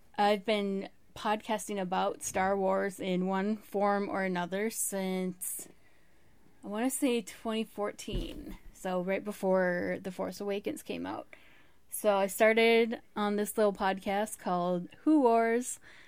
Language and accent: English; Arizona, United States; I'm from Arizona.